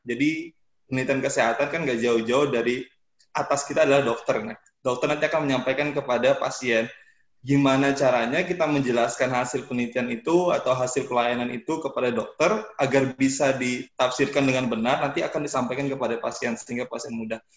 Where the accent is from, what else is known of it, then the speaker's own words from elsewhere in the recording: Samarinda, East Kalimantan, Indonesia; saya dari Samarinda, Kalimantan Timur